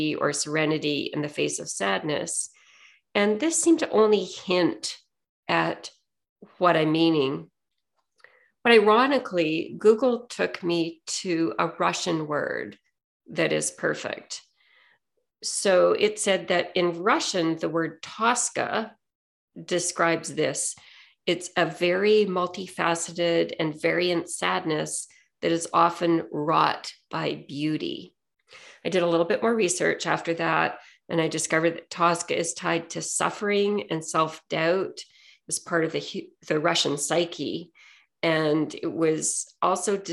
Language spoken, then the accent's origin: English; Saskatoon, Saskatchewan, Canada; I grew up in Saskatchewan in Western Canada, and at the time I grew up, about a third of the population in Saskatoon was Ukrainian